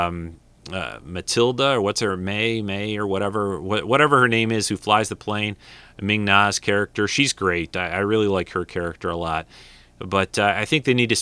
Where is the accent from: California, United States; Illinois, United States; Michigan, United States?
Michigan, United States; I'm from Michigan